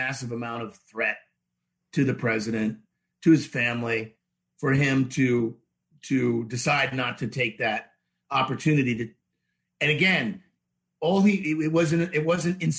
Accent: Rhode Island, United States; now in Florida, United States; I grew up in Rhode Island, but that's why I live in Florida

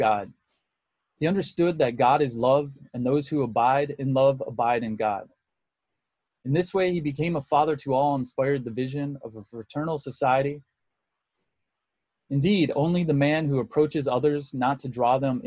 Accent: Muskegon, Michigan, United States; The Catholic church I went to growing up in Muskegon, Michigan was called St. Francis de Sales

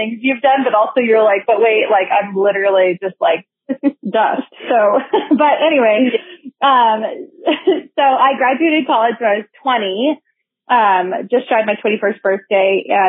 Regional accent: Modesto, California, United States; moved away as an adult; also born or lived in Boise, Idaho; I'm originally from Modesto, California

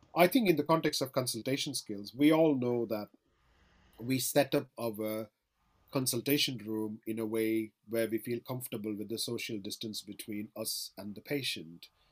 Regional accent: Chennai, Tamil Nadu, India; now in Manchester, United Kingdom; Chennai, where I'm originally from

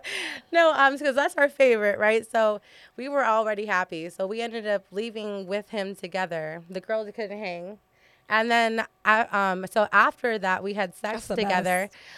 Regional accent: Tucson, Arizona, United States; I'm from Tucson, Arizona.

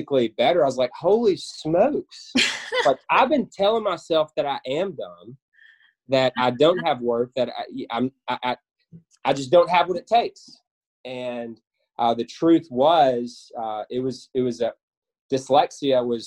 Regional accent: West Memphis, Arkansas, United States; also born or lived in Canton, Mississippi; I grew up in West Memphis, Arkansas, originally from Canton, Mississippi.

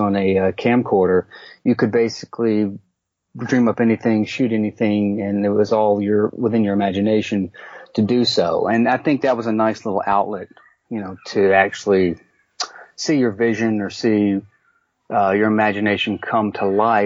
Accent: Mobile, Alabama, United States; my hometown of Mobile, Alabama

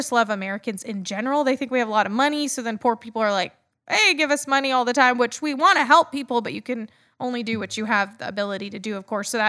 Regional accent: Luzon, Philippines; And then I grew up in the Philippines in the northern island of Luzon. We moved a lot.

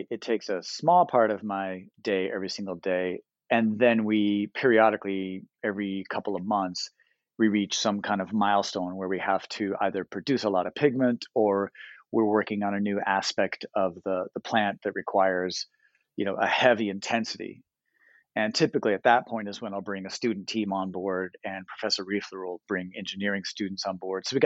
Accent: St Ives, England, United Kingdom; born there; also born or lived in United States; And so I'm not an Ohio guy. I'm a military kid. I'm from everywhere. I was born in the UK. I was born up in St. Ives.

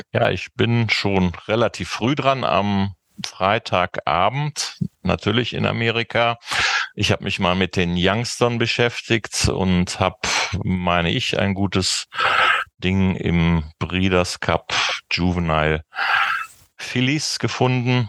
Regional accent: Cologne, North Rhine-Westphalia, Germany; als Kölner wette ich

